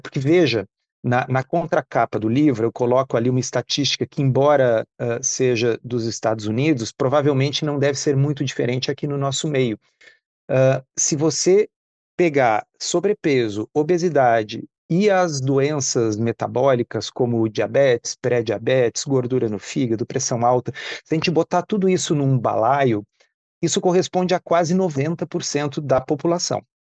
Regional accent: Porto Alegre, Rio Grande do Sul, Brazil; eu nasci em Porto Alegre, eu sou de 1971

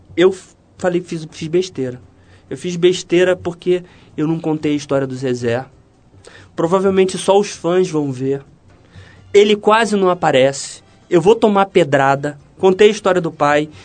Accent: Rio de Janeiro, Brazil; also born or lived in Paris; sou do Rio de Janeiro

